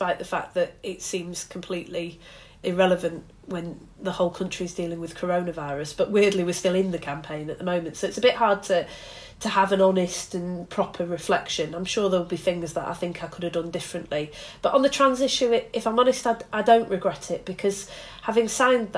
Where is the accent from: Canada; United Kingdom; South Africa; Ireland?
United Kingdom; Bury, North West England; Alistair Burt, who was my MP growing up in Bury